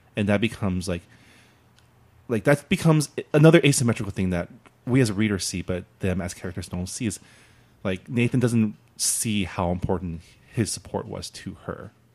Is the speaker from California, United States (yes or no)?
yes; San Gabriel, California, United States; I grew up in San Gabriel, the San Gabriel Valley, which is very Asian